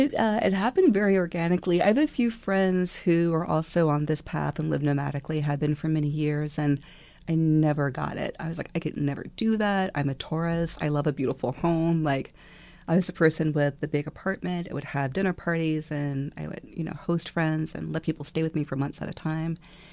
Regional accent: Virginia, United States; also born or lived in Japan; In Northern Virginia and Japan.

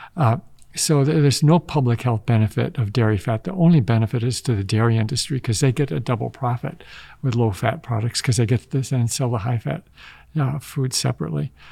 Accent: Wisconsin, United States; moved away; growing up in Wisconsin

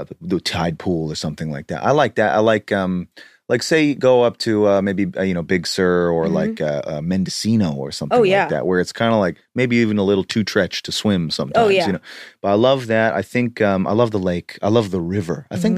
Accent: Canada; I grew up near the Rocky Mountains in Canada, so you get the thickness.

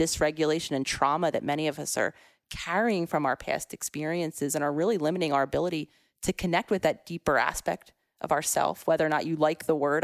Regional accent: Philadelphia, Pennsylvania, United States; I was very much a city girl at heart, born and raised in Philadelphia

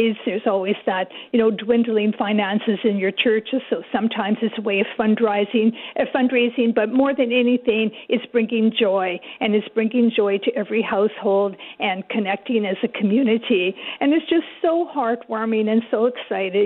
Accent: Canada; We're Canadian

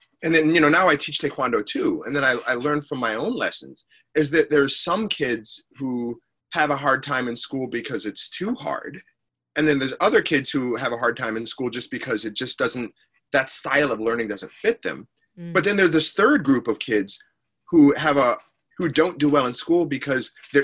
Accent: Detroit, Michigan, United States; moved away; I'm from Detroit originally, you know, and Detroit, especially back then, it's getting nicer now, but it was just a rough place

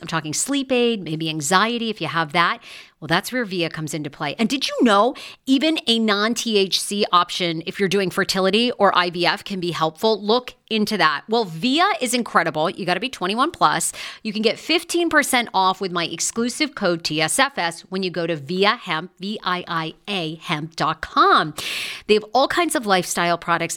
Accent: Maine, United States; I'm from Maine.

